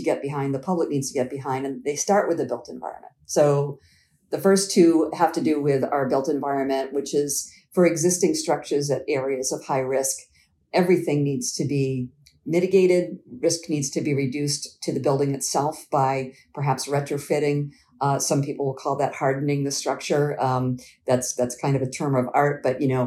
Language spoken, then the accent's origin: English; Quincy, Massachusetts, United States; my family moved to the home that we grew up in Quincy, Massachusetts. We moved there in 1977 when I was 12